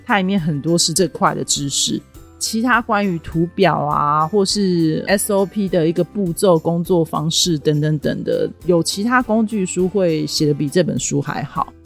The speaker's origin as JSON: {"language": "Chinese", "country": "Taiwan", "said": "我真的很不想留在台湾"}